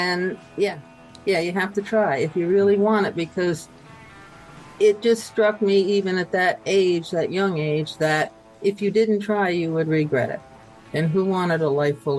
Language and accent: English; Hudson, New York, United States; I grew up in Hudson, New York